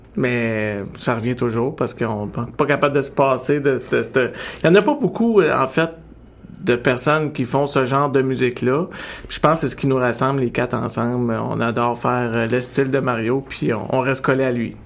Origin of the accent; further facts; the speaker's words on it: Abitibi-Témiscamingue, Quebec, Canada; je suis né au, en Abitibi, au Témiscamingue, puis on, on, côtoyait un peu la, frontière euh, américaine, euh, ontarienne.